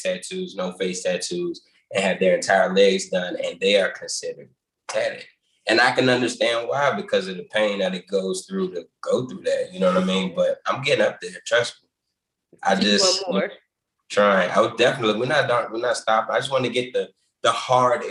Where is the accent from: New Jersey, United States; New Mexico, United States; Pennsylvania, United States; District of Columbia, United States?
District of Columbia, United States; Washington; I'm originally from Washington, D.C. I was born in Columbia Hospital for Women, that hospital.